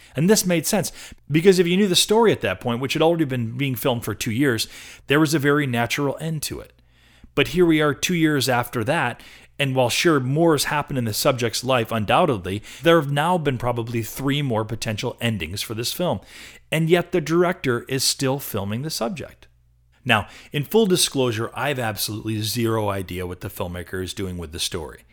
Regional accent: Rochester, New York, United States; now in Portland, United States; I'm from Rochester, New York, on the East Coast.

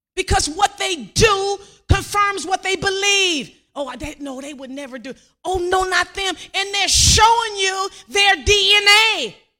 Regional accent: Compton, California, United States; I grew up in Compton, graduated from Compton

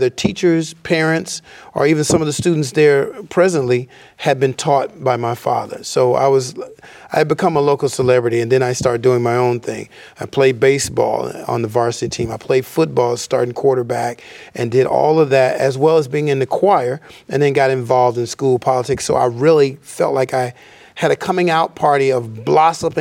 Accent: Mobile, Alabama, United States; also born or lived in Camden, Alabama; my transition to Mobile, Alabama happened shortly after my mother's passing, when she passed when I was 8 years old, because I was actually originally born in Camden, Alabama

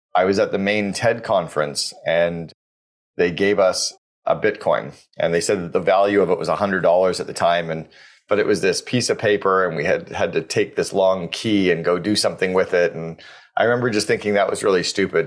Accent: Canada; as a Canadian

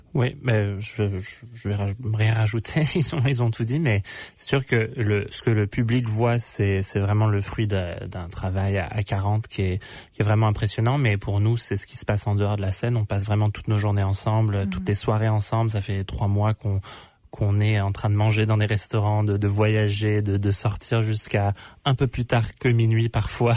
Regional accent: Vancouver, British Columbia, Canada; je viens de Vancouver

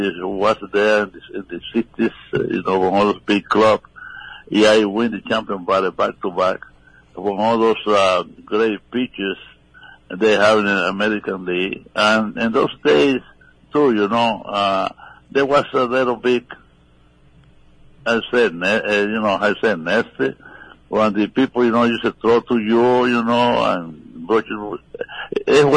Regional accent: Cuba; moved away as an adult; I come from Cuba. I grew up in the country.

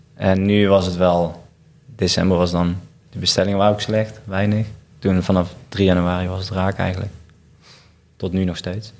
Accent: Waalwijk, North Brabant, Netherlands; Ik kom uit Waalwijk

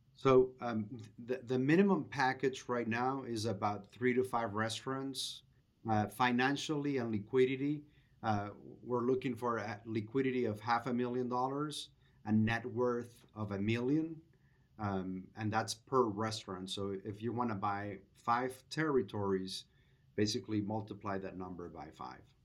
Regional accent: Venezuela; moved away as an adult; now in United States; I'm originally from Venezuela, came to the U S in two thousand three for graduate school, and have been here for about twenty years

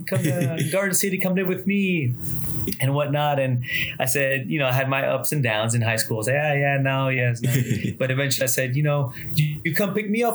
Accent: San Justo, Buenos Aires Province, Argentina; born there; also born or lived in Miami, United States; So I was born in Argentina, San Justo, Saint Just, which is in Buenos Aires, Argentina, the capital there. So, but I was born there. My family immigrated to the U.S. and I lived in Miami for a while, for 15, 16 years.

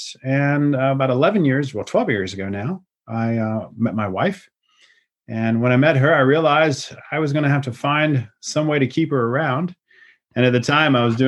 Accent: Lafayette, Louisiana, United States; moved away as an adult; also born or lived in Atlanta; now in Europe; originally I'm from Lafayette, Louisiana, but I went to college in Atlanta where I studied European history. And then I came back to Lafayette

